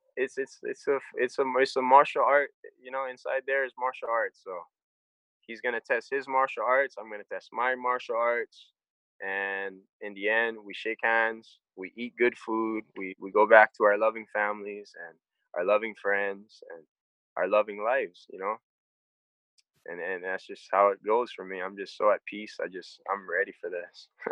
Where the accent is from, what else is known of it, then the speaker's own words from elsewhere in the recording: Hawaii, United States; I'm from Hawaii